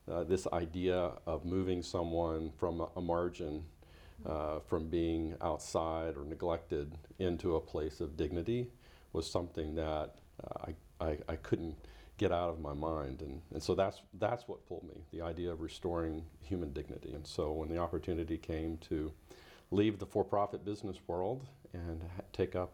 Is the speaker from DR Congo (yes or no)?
yes; DR Congo; moved away as an adult; also born or lived in Tennessee, United States; now in United States; Was born in Tennessee in the U.S., but I grew up in the Congo, so my life is framed by uh, having spent my early years through high school graduating in the context of uh, a turbulent country in Africa